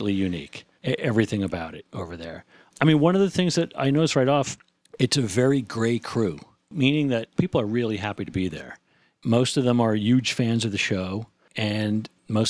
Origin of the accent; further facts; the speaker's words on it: New Jersey, United States; growing up in New Jersey